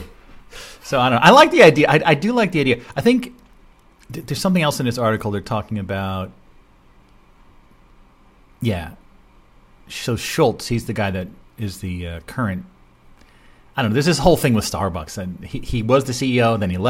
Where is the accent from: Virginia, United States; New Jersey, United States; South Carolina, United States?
New Jersey, United States; my home state of New Jersey here